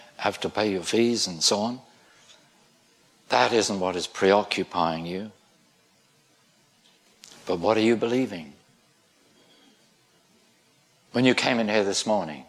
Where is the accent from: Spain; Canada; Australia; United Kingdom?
United Kingdom; I'm British.